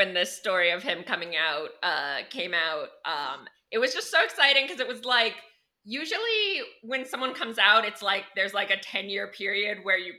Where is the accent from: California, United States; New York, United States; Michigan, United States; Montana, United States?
Montana, United States; Missoula; he came to my hometown of Missoula, which was like a big deal. Cause famous people never come there.